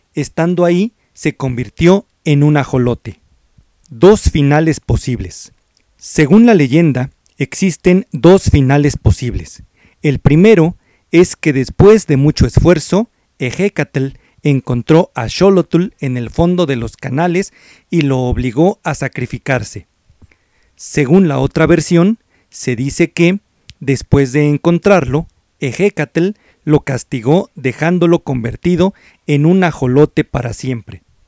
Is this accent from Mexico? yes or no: yes; Mexico; nuestra identidad como mexicanos